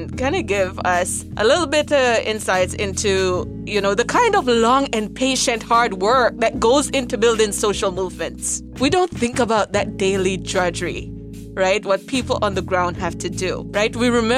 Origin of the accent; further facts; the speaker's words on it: Jamaica; accent: patois; With my patois accent, it's in Raleigh, North Carolina, in 1960.